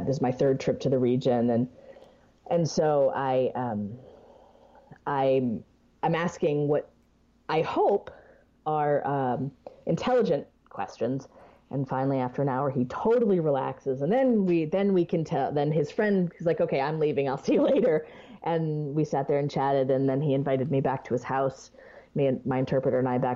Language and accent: English; United States